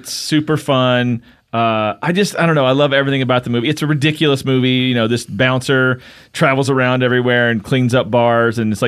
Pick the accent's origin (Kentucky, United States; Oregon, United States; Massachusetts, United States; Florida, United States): Kentucky, United States; I'm from Kentucky